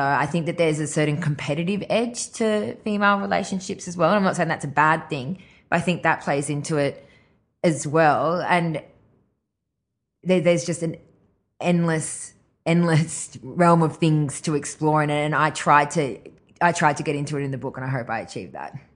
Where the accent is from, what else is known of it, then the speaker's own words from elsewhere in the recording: Grafton, New South Wales, Australia; moved away; also born or lived in Ireland / Brisbane / Gold Coast; us being in Grafton